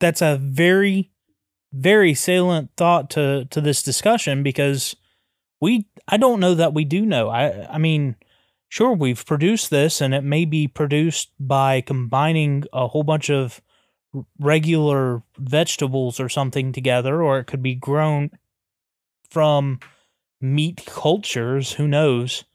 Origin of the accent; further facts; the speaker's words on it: the South, United States; we come from the South